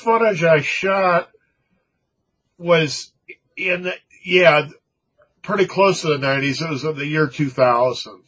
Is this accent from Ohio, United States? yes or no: no; Manhattan Beach, California, United States; my hometown